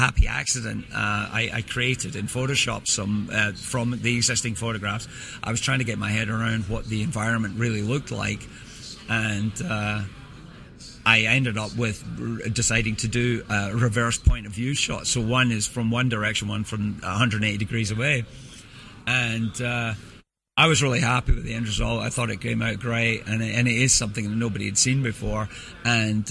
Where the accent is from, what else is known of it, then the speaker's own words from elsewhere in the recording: Scotland, United Kingdom; I grew up in Scotland.